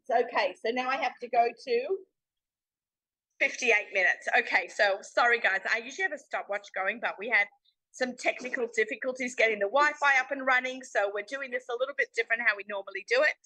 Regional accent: Sydney, New South Wales, Australia; moved away; I'm down under now in my hometown. This is, I think, our first really big show that I'm doing from Sydney, Australia

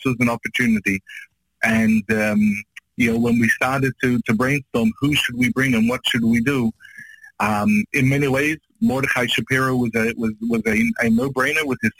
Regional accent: Australia; moved away; also born or lived in Israel; I'm from Australia. I just moved from Israel

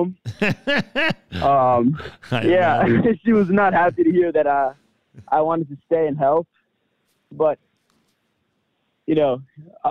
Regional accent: Jersey City, New Jersey, United States; moved away as an adult; now in Israel; I grew up in Jersey City, New Jersey, to Israeli parents

